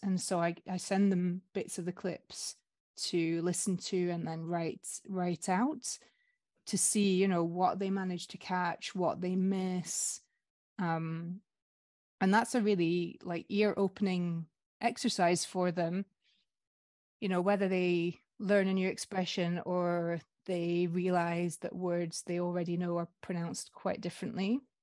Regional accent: Scotland, United Kingdom; moved away as an adult; now in France; I'm also from a small Northern European country. I'm Scottish

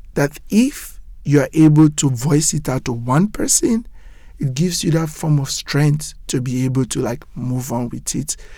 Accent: Nigeria; moved away as an adult; now in New York City, United States; I grew up in Nigeria, very corrupt

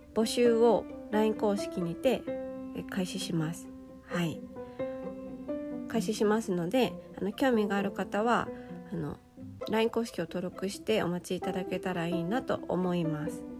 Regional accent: Japan; 日本で生まれ育った私

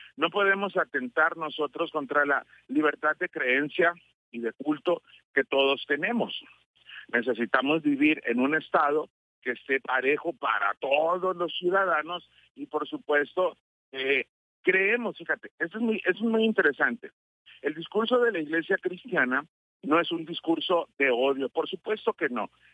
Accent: Mexico; antes que cristianos somos mexicanos

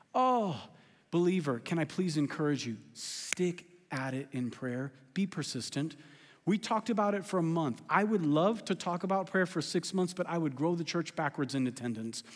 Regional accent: California, United States; I'm from California

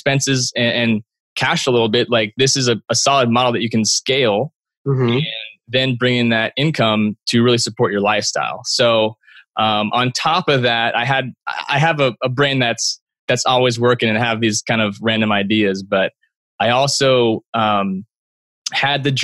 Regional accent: Bay Area, California, United States; my hometown in the Bay Area

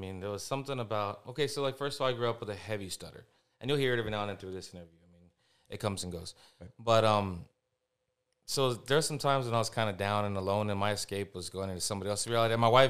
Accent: San Antonio, Texas, United States; I'm born and raised in San Antonio, Texas.

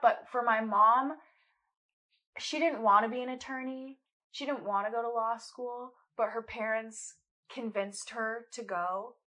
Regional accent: Colorado, United States; I'm from Colorado, um, born and raised

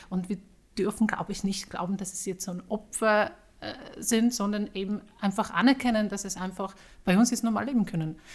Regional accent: Poland; German is a second language; Ich bin Polin, also ich habe mit der Sprache dann ein bisschen einfacher gehabt.

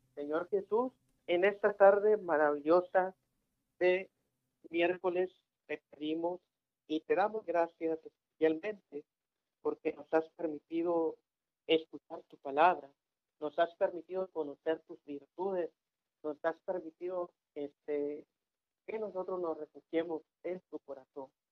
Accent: Ciudad Victoria, Tamaulipas, Mexico; Yo soy tamaulipeco, para los que no saben, soy de Victoria

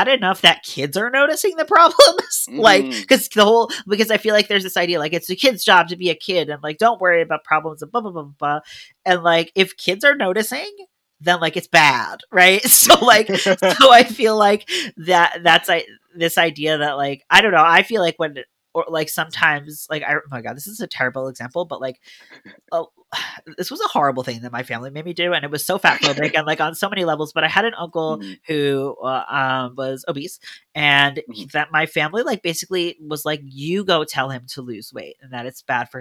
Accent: United States; now in Montreal, Canada; As an American

